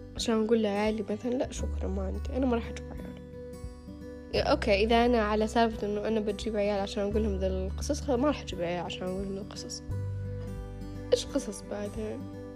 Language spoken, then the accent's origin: Arabic; Riyadh, Riyadh Province, Saudi Arabia; انا من الرياض